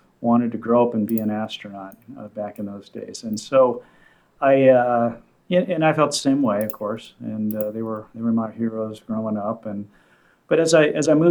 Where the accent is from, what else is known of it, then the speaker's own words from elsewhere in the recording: Southern California, United States; I grew up in Southern California